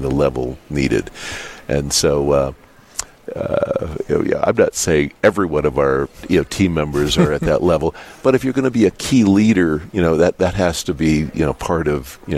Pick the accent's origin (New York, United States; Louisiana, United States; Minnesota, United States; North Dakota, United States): North Dakota, United States; Dickinson; I was born in Dickinson. I went to Catholic school here